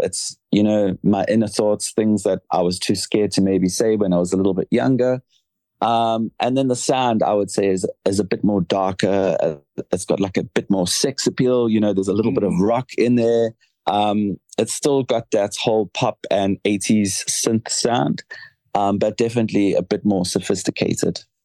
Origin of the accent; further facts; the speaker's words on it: South Africa; moved away as an adult; now in London, United Kingdom; being South African and I'm based here in London